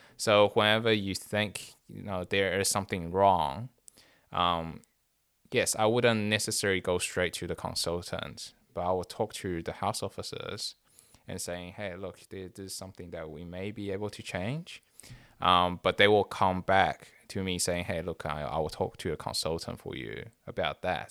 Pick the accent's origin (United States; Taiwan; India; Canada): Taiwan; moved away; me growing up in Taiwan